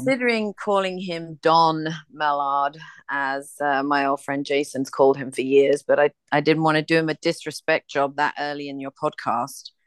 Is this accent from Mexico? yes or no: no; England, United Kingdom; now in United States; I'm from England